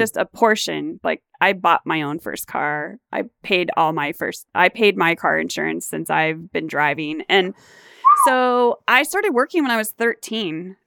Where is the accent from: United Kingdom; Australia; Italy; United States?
United States; Garden Grove, California; I was born and raised in Garden Grove